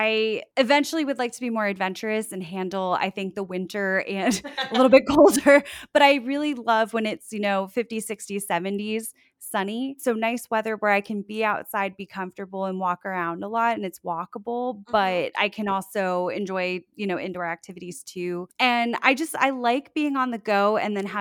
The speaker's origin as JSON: {"language": "English", "region": "South Florida", "country": "United States", "also_born_or_lived": "Orlando", "moved": "as an adult", "lives_now": "Sanford, United States", "said": "I'm originally from South Florida, just north of Fort Lauderdale, and moved to Orlando for college, and I live in Sanford"}